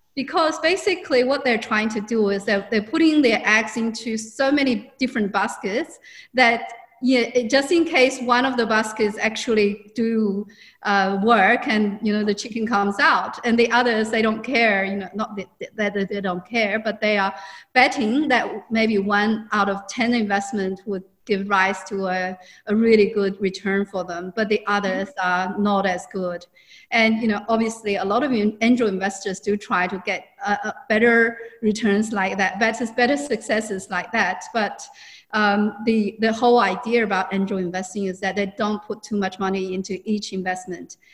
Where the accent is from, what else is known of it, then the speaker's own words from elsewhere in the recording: China; moved away as an adult; also born or lived in Hong Kong; now in Australia; I'm actually originally from China